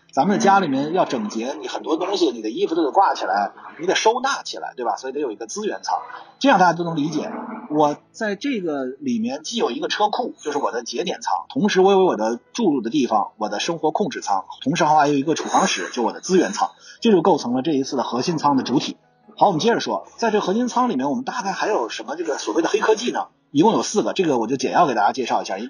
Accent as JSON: {"language": "Chinese", "country": "China", "said": "我们中国人"}